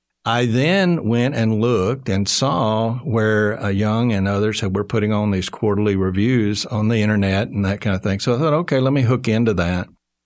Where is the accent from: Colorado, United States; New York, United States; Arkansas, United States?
Arkansas, United States; Marlton; also born or lived in Texas; I was born and raised in Marlton, Arkansas. So okay. I grew up here in the States.